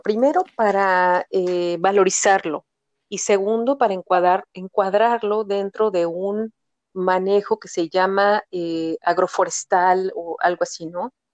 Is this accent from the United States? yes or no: no; Mexico; yo soy una optimista mexicana